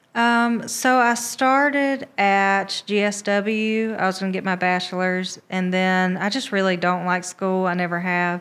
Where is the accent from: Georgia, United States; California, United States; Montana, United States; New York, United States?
Georgia, United States; Americus; born or raised there; moved away as an adult; also born or lived in Albany, Georgia / Columbus / Atlanta